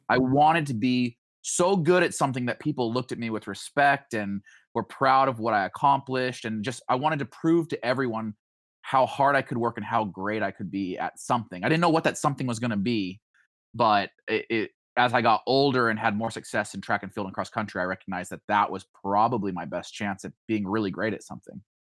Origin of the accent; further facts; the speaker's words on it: Boise, Idaho, United States; now in Springfield, United States; growing up in Idaho